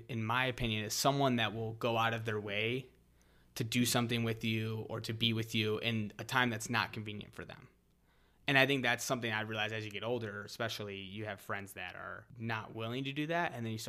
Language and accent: English; Ohio, United States; But yeah, I grew up in Northeast Ohio, not too far from the city that Tommy grew up in.